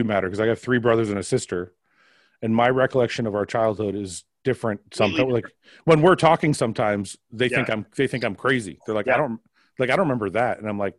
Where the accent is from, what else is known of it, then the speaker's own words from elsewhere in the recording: Windsor, Ontario, Canada; I grew up in Windsor.